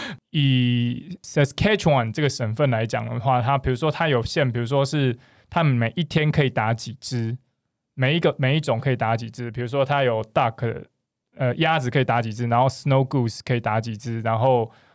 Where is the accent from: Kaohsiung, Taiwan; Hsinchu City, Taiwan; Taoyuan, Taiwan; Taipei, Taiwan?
Kaohsiung, Taiwan; 因为我是高雄人，所以我其实， 所以我其实在高雄的时候